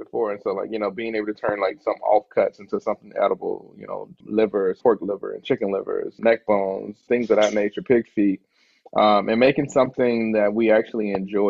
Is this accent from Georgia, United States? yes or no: no; St. Petersburg, Florida, United States; moved away as an adult; also born or lived in Orlando, Florida / Tampa, Florida; now in Seattle, United States; growing up in St. Pete